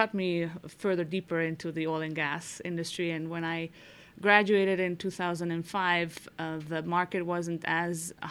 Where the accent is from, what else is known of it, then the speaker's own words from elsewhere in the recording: Italy; moved away as an adult; also born or lived in Germany; I grew up in Italy with German and Greek parents.